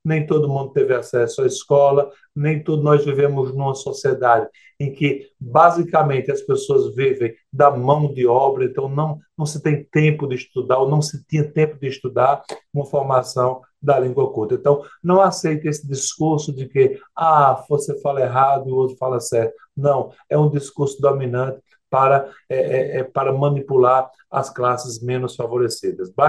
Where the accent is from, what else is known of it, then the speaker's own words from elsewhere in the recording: Northeast Region, Brazil; Eu, eu, eu, como sou sertanejo, eu vou no bagno mesmo, viu?